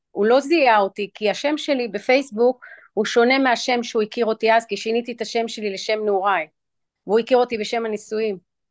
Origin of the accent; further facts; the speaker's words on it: Israel; also born or lived in New York; ואני אציין שאני גדלתי גם בישראל וגם בניו יורק